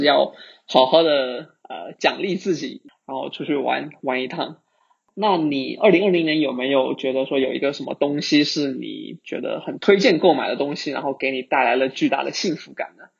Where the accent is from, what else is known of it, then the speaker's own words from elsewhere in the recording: China; now in Singapore; 我我之前从国内来到新加坡这边之后呢，我也发现说，在海外这边的呃互联网的从业者